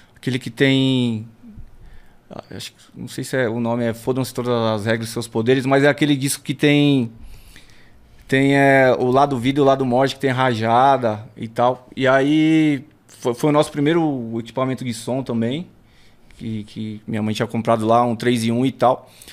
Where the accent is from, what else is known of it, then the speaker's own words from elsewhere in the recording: São Paulo, Brazil; Nasci ali em Santo Amaro, no, no, no hospital ali, né? No, no Zona Sul. e cresci no, no Alto do Riviera